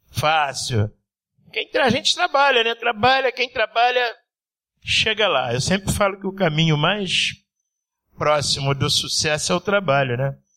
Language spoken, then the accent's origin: Portuguese; Rio de Janeiro, Brazil; É, sou nascido e criado em Mangueira. É, minha mãe era baiana da Mangueira.